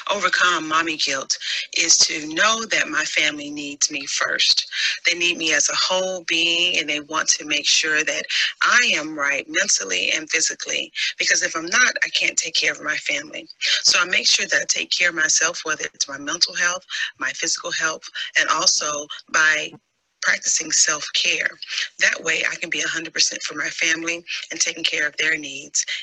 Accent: Warner Robins, Georgia, United States; I am from Warner Robins, Georgia.

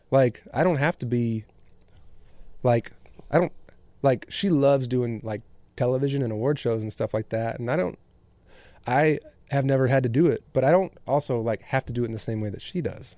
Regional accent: West Michigan, United States; moved away; also born or lived in Chicago, Illinois; I was born in Chicago and grew up in West Michigan

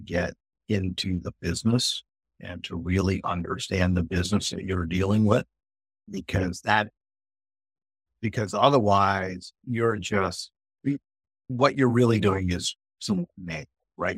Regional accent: United States; also born or lived in India / Belgium / Singapore; I grew up in the States

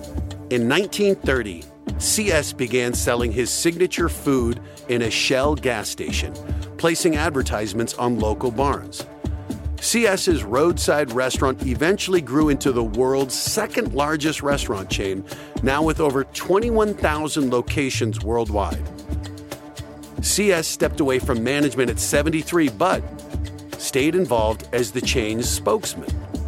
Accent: Denver, Colorado, United States; also born or lived in New Jersey; I grew up right near the RMs

